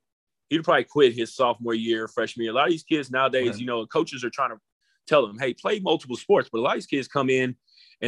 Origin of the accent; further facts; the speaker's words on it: College Station, Texas, United States; growing up in College Station, we played, and where I grew up, you know, prior to moving out